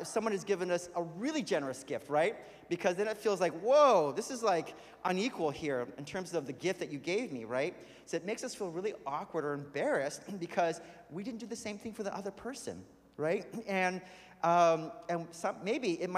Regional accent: California, United States; moved away; I grew up in California

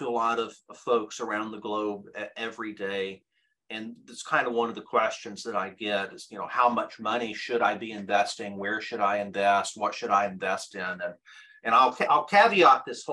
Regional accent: Kentucky, United States; We grew up in Kentucky

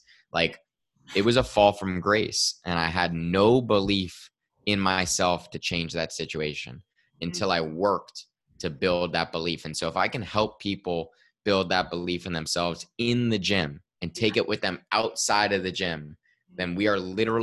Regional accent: Westfield, New Jersey, United States; I am in Westfield, New Jersey, about 35 minutes outside of New York. I grew up here in town, so I'm still in my hometown

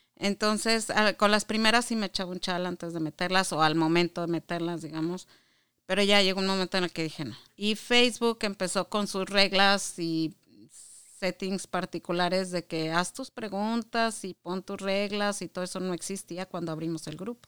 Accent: Chihuahua, Mexico; moved away as an adult; also born or lived in Mexico City / Monterrey / Juárez / Saltillo; now in Michigan, United States; yo nací en el DF, bueno, lo que era en el DF, y eh, a los 10 años nos fuimos a vivir a Chihuahua por trabajo de mi papá. Y ahí me crié

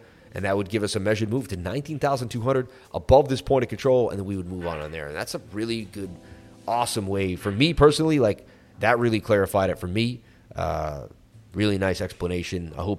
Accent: Oklahoma, United States; I'm from Oklahoma, so please talk slowly.

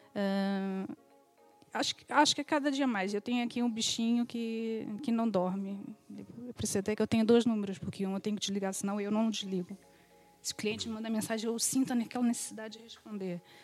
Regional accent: Rio de Janeiro, Brazil; moved away as an adult; now in Portugal; sou do Rio de Janeiro, sou filha de imigrantes

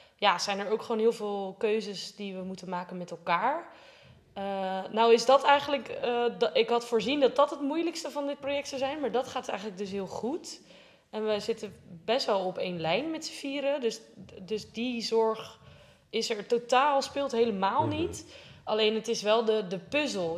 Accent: Rotterdam, South Holland, Netherlands; ik kom uit Rotterdam

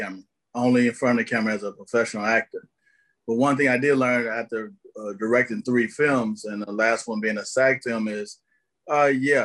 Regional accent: Tennessee, United States; also born or lived in Tampa Bay, Florida; now in Los Angeles, United States; of Tennessee is where I'm from, and lived in Tampa Bay, Florida for over 10 years of my life

